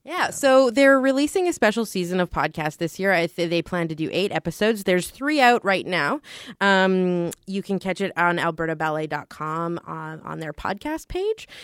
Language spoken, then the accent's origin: English; Canada; we're Canadian